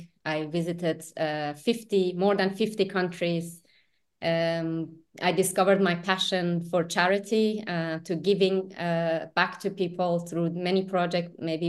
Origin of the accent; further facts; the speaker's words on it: Ahvaz, Khuzestan, Iran; moved away as an adult; now in United Arab Emirates; So I was born in Iran, in south of Iran, in the city of Ahvaz. So that's where my father's side of family, they lived there for, I would say, generations, many, many, many generations. Our family tree go back to 800 years.